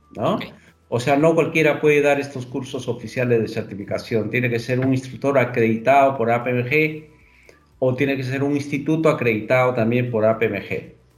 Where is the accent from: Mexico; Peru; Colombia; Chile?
Peru; efectivamente soy peruano. Actualmente estoy en Lima.